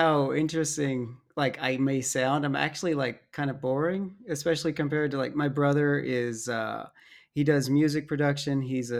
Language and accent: English; Dallas, Texas, United States; born there; also born or lived in Arizona / Alabama / Utah; Myself, I was born in Dallas, lived in Arizona for like a year, and then in Alabama for 12 years, and then Utah for a number of years.